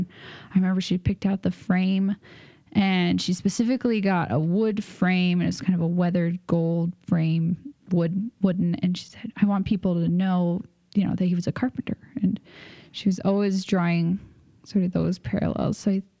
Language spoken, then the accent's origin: English; San Diego, California, United States; San Diego. Yeah.